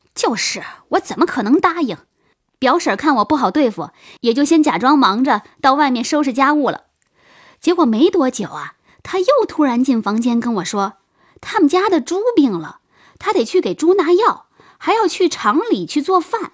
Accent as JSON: {"language": "Chinese", "region": "Shandong Peninsula", "country": "China", "said": "我们老家在山东半岛，我们那儿是花生的主产区。每到秋天呢，每家都会打花生油，留一点儿自家吃，剩下的都卖出去"}